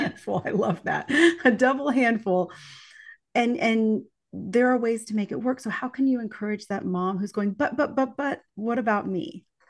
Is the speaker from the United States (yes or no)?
yes; East Texas, United States; live in the piney woods of East Texas in my hometown as well